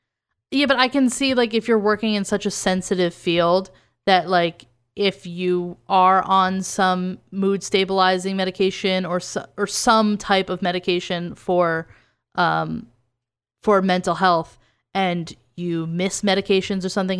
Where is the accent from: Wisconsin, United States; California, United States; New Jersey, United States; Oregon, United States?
New Jersey, United States; I know I noticed it because I'm from Jersey